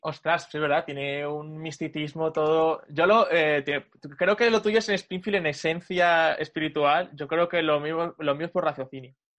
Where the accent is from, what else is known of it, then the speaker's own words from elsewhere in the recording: Talavera de la Reina, Castilla-La Mancha, Spain; Talavera de la Reina, de donde yo soy